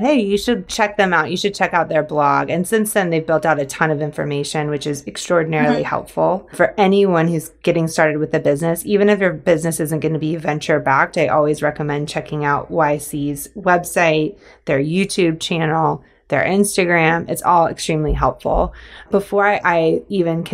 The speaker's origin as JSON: {"language": "English", "region": "Georgia", "country": "United States", "tie": "born or raised there", "said": "I grew up in Georgia."}